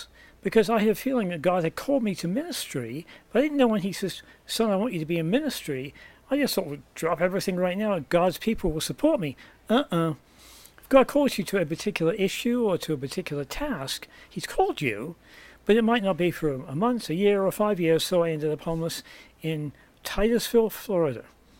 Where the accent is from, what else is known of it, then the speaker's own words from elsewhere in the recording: England, United Kingdom; moved away as an adult; now in United States; I came from England originally, as my accent may well give away, and came to the US in 1978 when I was 20 with $50 in my pocket and a one-way ticket.